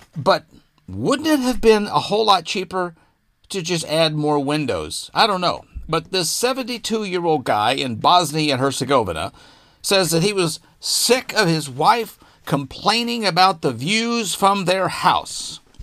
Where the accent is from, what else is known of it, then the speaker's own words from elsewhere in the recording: Arkansas, United States; my home state of Arkansas